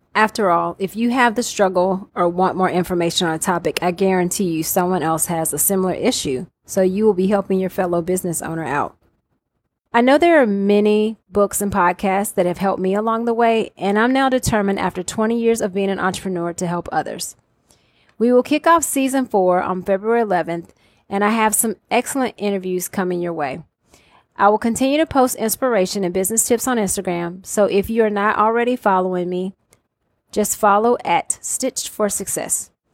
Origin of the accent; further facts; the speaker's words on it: Atlanta, Georgia, United States; I am from Atlanta, Georgia, also known as Hot Atlanta